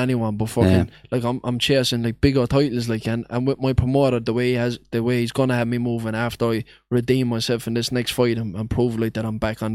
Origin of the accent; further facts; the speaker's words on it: Limerick, Munster, Ireland; That's my hometown.